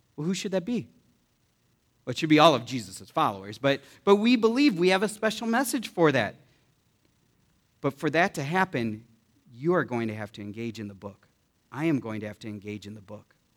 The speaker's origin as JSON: {"language": "English", "country": "United States", "said": "I am American and I'm proud to be an American"}